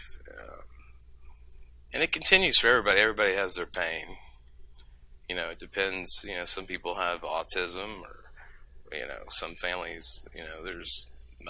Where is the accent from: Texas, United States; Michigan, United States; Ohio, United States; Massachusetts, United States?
Texas, United States; We're from Texas